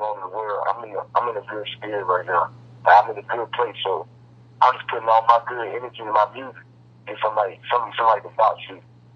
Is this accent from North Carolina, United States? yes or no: yes; Roxboro, North Carolina, United States; I'm from the Rock, Rocksboro, North Carolina.